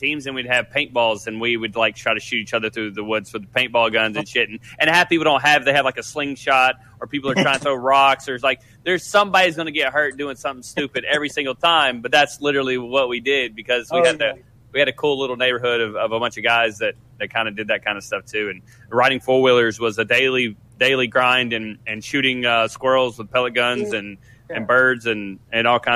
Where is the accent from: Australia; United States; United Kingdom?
United States; the South; We grew up in the South